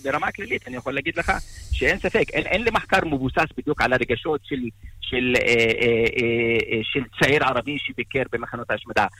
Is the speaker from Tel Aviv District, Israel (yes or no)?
no; Arab al-Aramshe, Northern District, Israel; אני מכפר קטן, נמצא ליד הגבול, כפר ערב אל-ערמשה